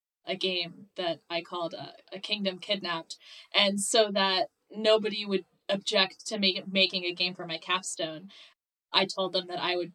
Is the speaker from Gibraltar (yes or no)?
no; Morocco; moved away; also born or lived in East Coast, United States; I grew up between two countries. So I grew up on the East Coast of mm-hmm. the U.S. and moved when I was 9 years old to Morocco, because that's where my parents are from